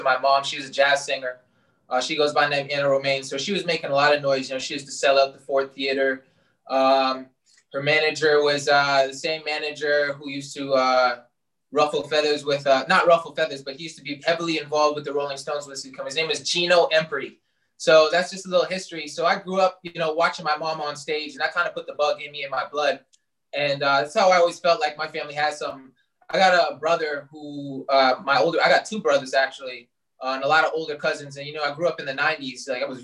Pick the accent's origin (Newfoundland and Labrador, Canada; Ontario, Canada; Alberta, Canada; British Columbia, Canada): Ontario, Canada; Toronto; also born or lived in Brampton / Oakville; I was born in Brampton, but never really lived there, just born there. But I was raised in Etobicoke, that's Toronto.